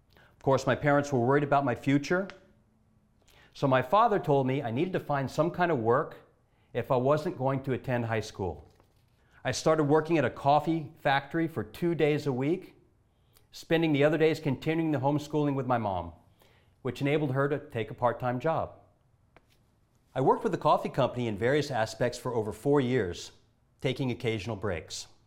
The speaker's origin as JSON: {"language": "English", "town": "Honolulu", "region": "Hawaii", "country": "United States", "said": "I'm from Honolulu, Hawaii"}